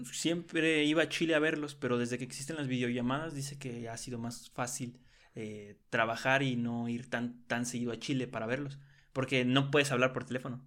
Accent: Mexico; como mexicanos

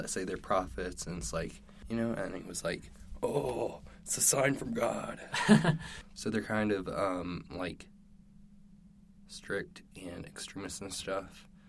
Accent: Utah, United States; So I'm from Utah. I'm from Utah, born and raised in Utah.

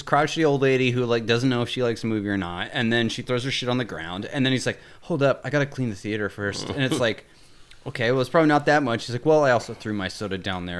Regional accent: East Bay, California, United States; we're all from the East Bay.

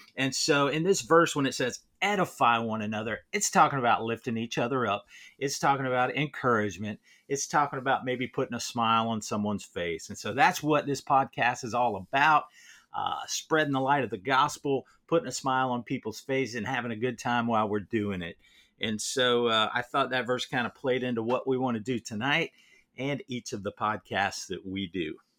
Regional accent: Ohio, United States; moved away; also born or lived in Tampa, Florida; growing up in Ohio and then living in Florida, Tampa area for so long

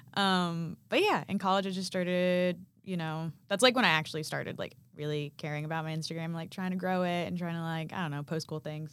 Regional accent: Arkansas, United States; moved away as an adult; now in Nashville, United States; I'm from Arkansas

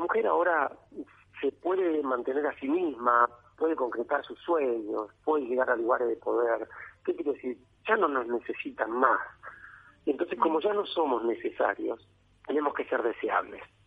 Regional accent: Argentina; nosotros los argentinos

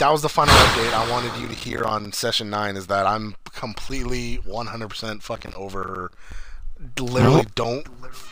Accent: Sacramento, California, United States; I'm from Sacramento, California

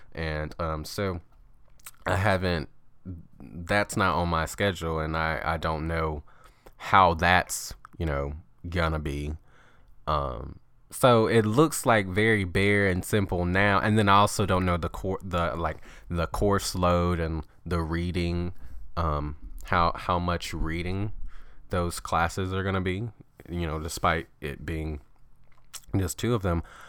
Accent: Alabama, United States; moved away; I'm from Alabama

